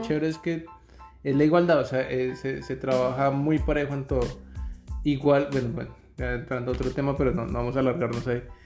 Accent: Bogotá, Colombia; moved away as an adult; now in Canada; Somos de Bogotá, Colombia

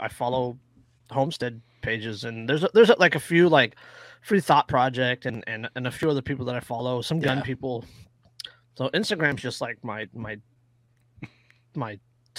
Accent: California, United States; As a Californian

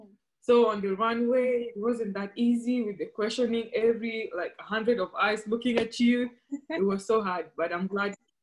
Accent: Kenya; was born and raised in Kenya, and that's where I grew up

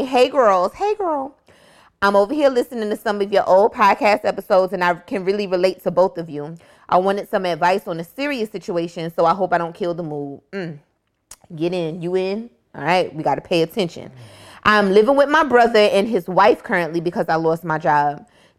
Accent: Miami, Florida, United States; We grew up in Dade County, Miami.

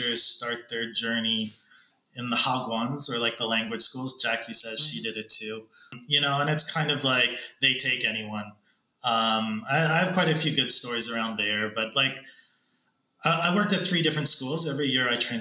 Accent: Toronto, Ontario, Canada; moved away as an adult; also born or lived in China / Korea; I grew up in Toronto

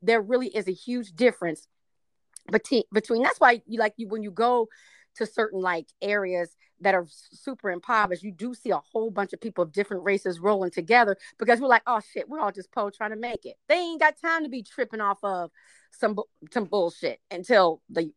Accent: Texas, United States; also born or lived in Arlington, Virginia; my family's from Mexico, from Texas

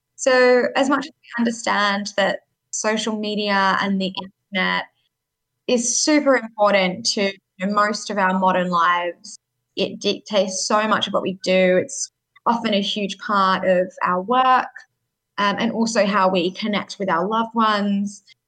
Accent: Sydney, New South Wales, Australia; I grew up in Sydney

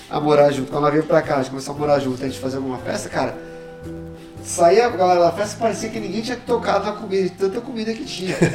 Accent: Brazil; now in Canada; É, eu cresci no Brasil e ela cresceu aqui

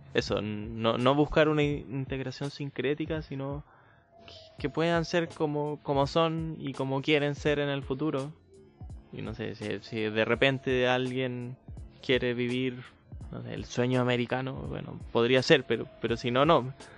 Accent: Santiago, Santiago Metropolitan Region, Chile; como santiaguino

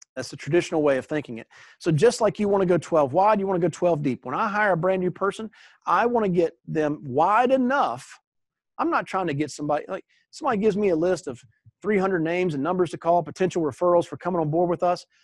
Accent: East Coast, United States; now in Texas, United States; I grew up on the East Coast where we had hurricanes all the time, tornadoes all the time, and I now live in Texas

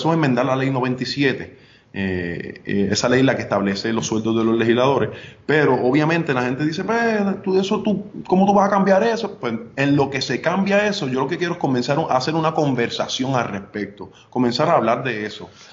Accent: Arecibo, Puerto Rico; moved away as an adult; also born or lived in North Dakota, United States; yo soy nacido y criado en Arecibo, yo soy de Ato Arriba

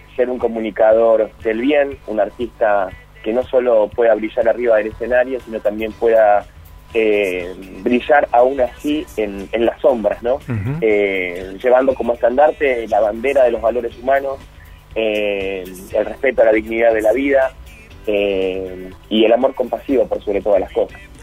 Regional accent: Argentina; Yo soy, bueno, argentino, vivo en esta, en esta sociedad maravillosa

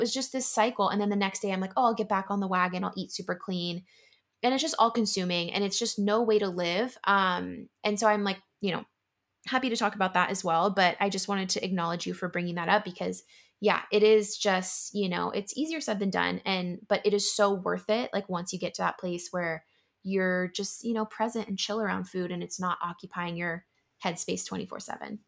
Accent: San Diego, California, United States; moved away as an adult; also born or lived in Yokosuka, Japan / San Francisco; now in Philadelphia, United States; grew up in San Diego and, you know, lived most of my life in California.

